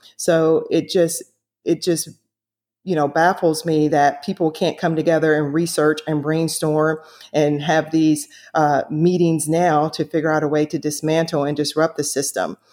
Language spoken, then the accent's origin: English; the South, United States; growing up in the South